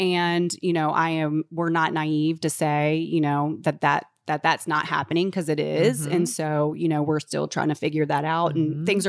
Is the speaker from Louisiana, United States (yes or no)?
no; Charlotte, North Carolina, United States; Charlotte, I'm from Charlotte.